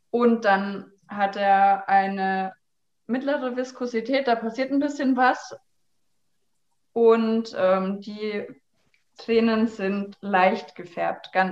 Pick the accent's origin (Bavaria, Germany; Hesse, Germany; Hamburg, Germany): Bavaria, Germany; ich, ich komme komm ja aus Franken, wie man hören kann.